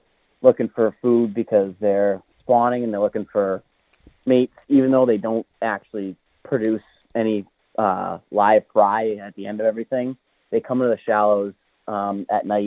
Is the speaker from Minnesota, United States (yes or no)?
no; Sandwich, Massachusetts, United States; also born or lived in Hyannis, Massachusetts; I currently live in Hyannis, but I grew up in Sandwich on the backside of Snake Pond